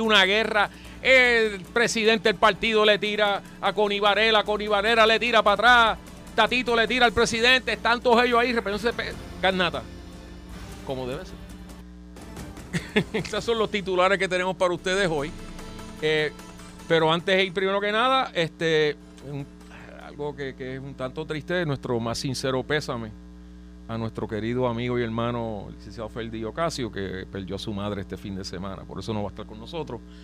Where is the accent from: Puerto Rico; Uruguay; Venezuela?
Puerto Rico; Trujillo Alto; yo soy de Trujillo Alto